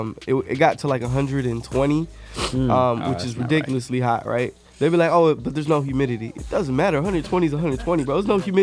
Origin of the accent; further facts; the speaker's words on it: Miami, Florida, United States; also born or lived in Atlanta; now in Phoenix, United States; I'm from Miami